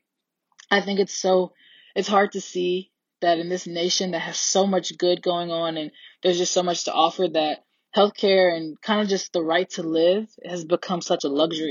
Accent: Kirkwood, Missouri, United States; I'm from Kirkwood, Missouri

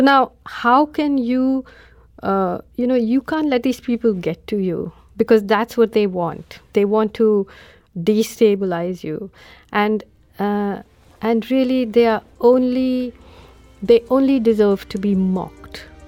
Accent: India; as an Indian

